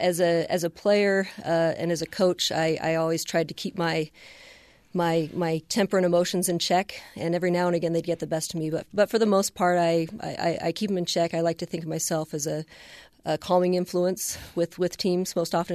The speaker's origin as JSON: {"language": "English", "town": "Boise", "region": "Idaho", "country": "United States", "tie": "born or raised there", "also_born_or_lived": "Cincinnati, Ohio / Boston, Massachusetts", "said": "back to Boston, and then moved to Boise when I was still just very young. So Boise is the only place that I know."}